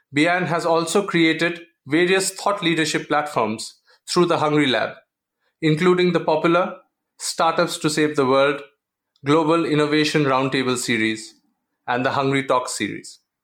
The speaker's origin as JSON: {"language": "English", "country": "India", "said": "the family uh, values that we have in India and the structure that we have"}